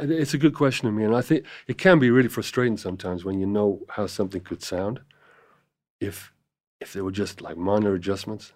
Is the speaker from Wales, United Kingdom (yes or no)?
yes; Cardiff, Wales, United Kingdom; moved away as an adult; also born or lived in London; now in Los Angeles, United States; I was born in Cardiff in Wales